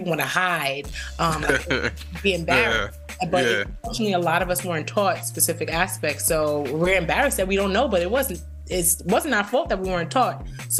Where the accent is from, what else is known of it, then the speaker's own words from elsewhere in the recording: New York City, New York, United States; moved away as an adult; also born or lived in Jamaica, Queens; now in Georgia, United States; So I was born in Jamaica, Queens, raised in the south side of Bronx, BX all day. I still rep BX.